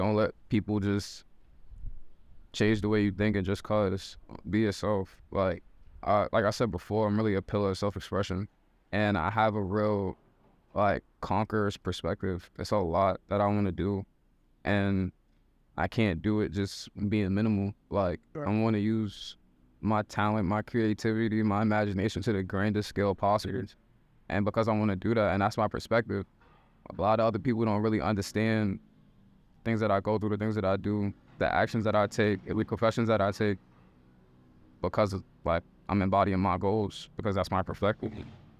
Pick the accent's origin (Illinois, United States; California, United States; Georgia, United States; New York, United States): New York, United States; New York City; also born or lived in Baltimore; I was born in Baltimore, but I'm Harlem raised. I'm in Harlem right now.